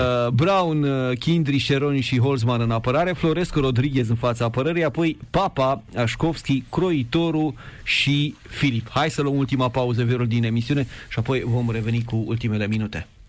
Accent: Oltenia, Vâlcea County, Romania; eu sunt oltean, de Vâlcea, noi suntem mai echilibrați, așa mai calm, cu influența ardelenească

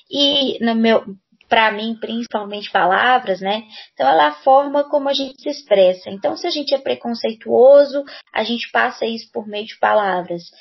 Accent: Belo Horizonte, Minas Gerais, Brazil; eu sou professora de língua portuguesa, sou daqui de Belo Horizonte, Minas Gerais, mineirinha, uai.

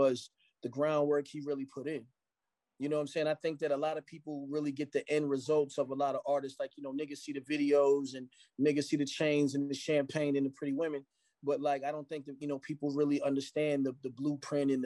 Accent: Phoenix, Arizona, United States; also born or lived in Philadelphia, Pennsylvania; I'm a kid from Phoenix, Arizona

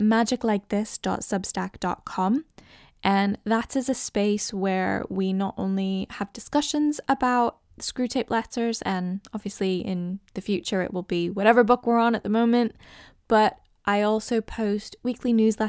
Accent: United States; moved away as an adult; now in United Kingdom; I get people guessing that I'm Canadian, Irish, Scottish. I'm actually American, but I have lived in England for over a decade now. England is my home.

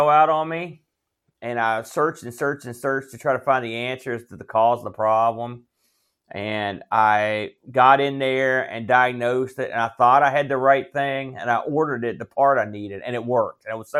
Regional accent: New Jersey, United States; I'm from New Jersey.

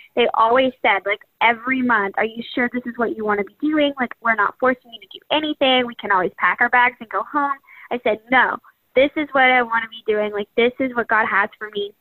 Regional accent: Birmingham, Alabama, United States; I was raised in Birmingham, Alabama

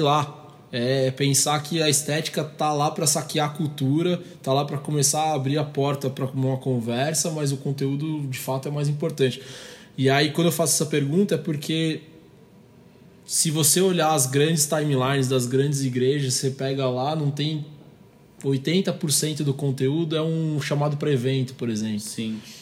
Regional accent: Brazil; a gente está no país do samba

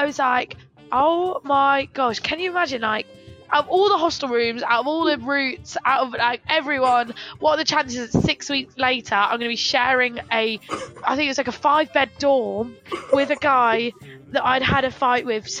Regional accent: England, United Kingdom; we're from England

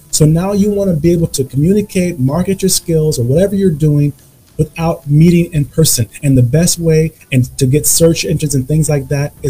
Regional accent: United States; moved away

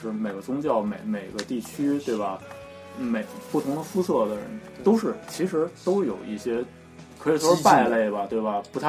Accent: China; 帮你找儿子，但是你你一开始对我这么好，一听结果一听说我是中国人，

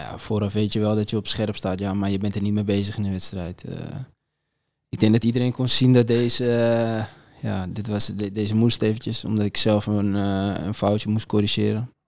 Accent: Amsterdam, North Holland, Netherlands; mij als, als Amsterdammer

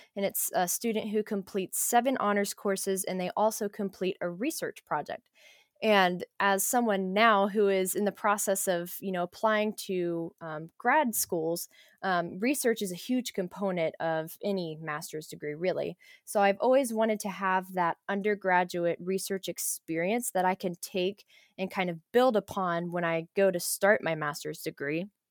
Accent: Ohio, United States; accent: Ohio; Ohioans don't have accents, but we definitely

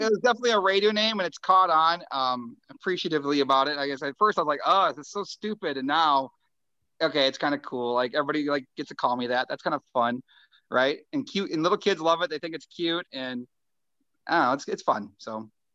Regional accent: Springfield, Minnesota, United States; I'm from Springfield, the hometown

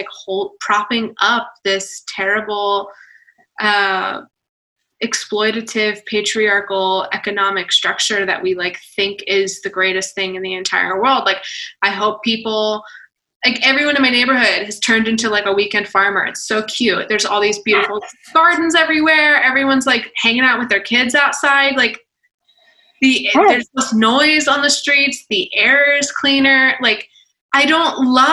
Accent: Atlanta, Georgia, United States; I'm from Atlanta

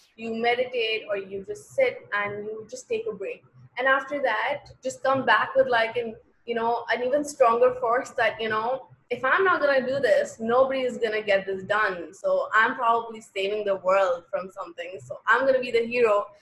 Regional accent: Pakistan; also born or lived in Lahore / Karachi; as a Pakistani girl

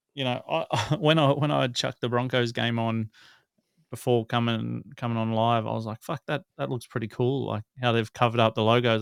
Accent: Newcastle, New South Wales, Australia

